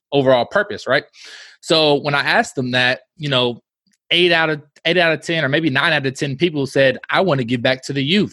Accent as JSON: {"language": "English", "region": "Midwest", "country": "United States", "said": "we're from the Midwest, and we say y'all too"}